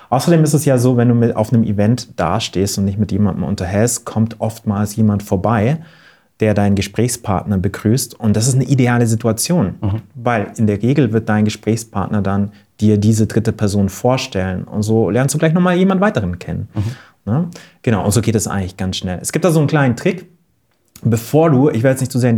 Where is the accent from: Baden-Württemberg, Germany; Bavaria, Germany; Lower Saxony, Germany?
Bavaria, Germany; Wörthsee; Ich bin am Wörthsee aufgewachsen